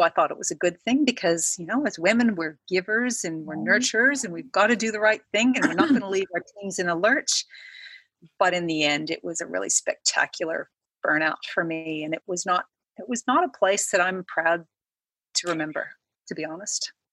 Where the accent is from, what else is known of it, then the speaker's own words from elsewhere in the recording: Canada; moved away as an adult; now in Australia; I am Canadian came to Australia about 10 years ago for a job